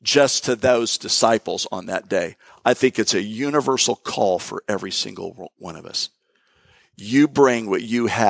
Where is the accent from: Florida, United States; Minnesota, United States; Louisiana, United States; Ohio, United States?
Florida, United States; moved away; also born or lived in Jacksonville, Florida / Tampa, Florida / Bradenton, Florida; I grew up, I'm a native Floridian. I was born in Jacksonville